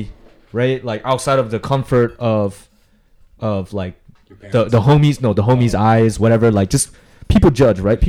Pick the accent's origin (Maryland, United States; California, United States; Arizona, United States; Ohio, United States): California, United States; San Diego; also born or lived in Las Vegas / Berkeley; growing up here